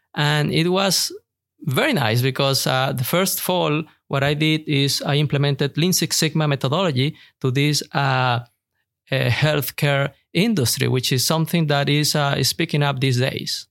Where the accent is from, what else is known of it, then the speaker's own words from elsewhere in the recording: Venezuela; moved away as an adult; now in Houston, United States; I'm originally from Venezuela, and I'm learning a lot here in the United States, in Houston, Texas